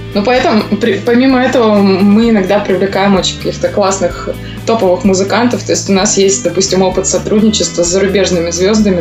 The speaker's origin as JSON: {"language": "Russian", "town": "Angarsk", "region": "Irkutsk Oblast", "country": "Russia", "tie": "born or raised there", "also_born_or_lived": "Novosibirsk", "moved": "yes", "lives_now": "Moscow, Russia", "said": "я, например, родилась в городе Ангарске"}